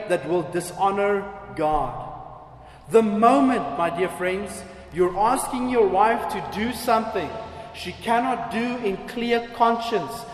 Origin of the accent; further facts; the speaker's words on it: South Africa; I'm just as South African as anyone else